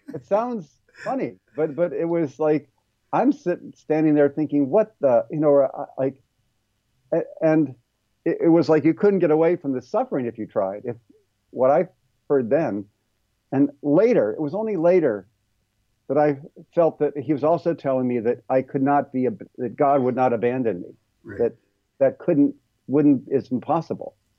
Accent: Ohio, United States; moved away as an adult; also born or lived in California; where I grew up in Ohio

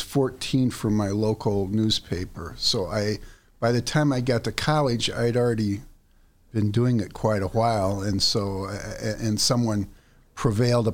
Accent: Washington, Illinois, United States; now in Chicago, United States; I'm a hick from Washington, Illinois.

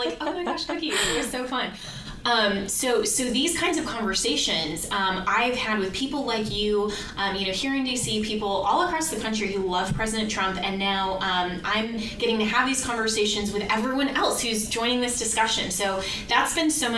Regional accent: Colorado, United States; my home state of Colorado

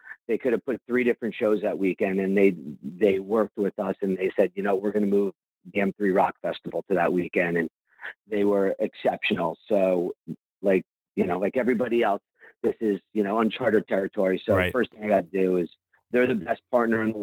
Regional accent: East Coast, United States; now in West Coast, United States; growing up on the East

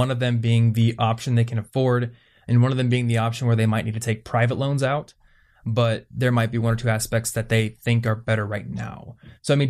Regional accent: Des Moines, Iowa, United States; I grew up in around Des Moines, Iowa

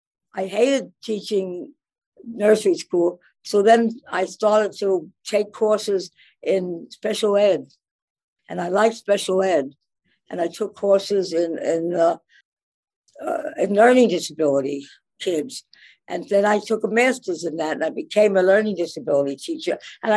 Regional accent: New York City, New York, United States; I grew up in the Bronx. At that time, we were living on East 208th Street when I went to college in the Bronx.

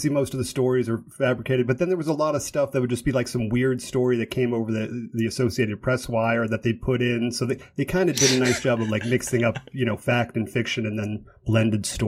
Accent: Boston, Massachusetts, United States; I'm from Boston

